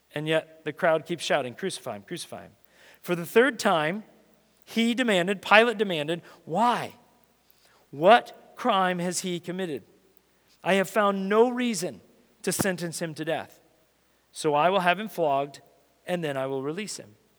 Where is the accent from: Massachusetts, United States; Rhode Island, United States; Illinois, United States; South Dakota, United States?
South Dakota, United States; Rapid City; when I was a kid, uh, I grew up in elementary school in that, that kind of age. We grew up in South Dakota, Rapid City, South Dakota.